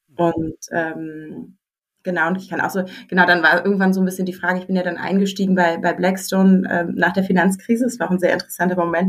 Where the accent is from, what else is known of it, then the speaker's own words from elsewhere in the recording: Berlin, Germany; moved away as an adult; ich wollte zurück nach Berlin. Äh, ich komme tatsächlich ursprünglich aus Berlin